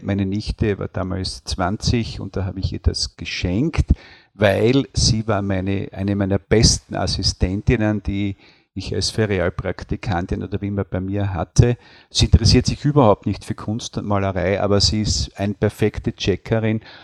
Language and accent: German; Deutschlandsberg, Styria, Austria; moved away as an adult; now in Wies, Austria; ich bin nach Wies zugereist. Ich bin in Deutschlandsberg geboren